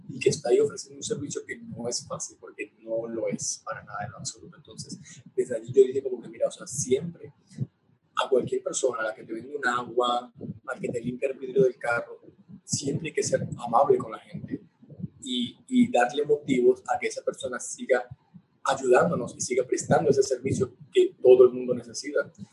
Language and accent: Spanish; Venezuela; moved away; Mi niñez está en Venezuela, pero considero que una vez que partí de allí, estoy como que realizando mi vida acá, en este otro lado del mundo